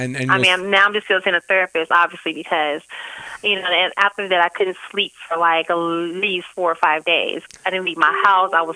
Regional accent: St. Louis, Missouri, United States; moved away; St. Louis, my hometown

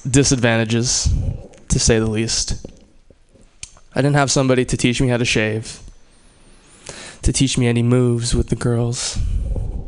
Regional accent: Hawaii, United States; moved away; I grew up in Hawaii

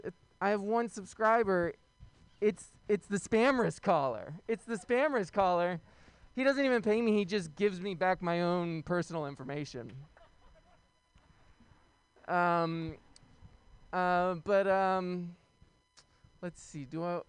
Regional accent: New York City, New York, United States; moved away as an adult; now in San Francisco, United States; I'm from Brooklyn

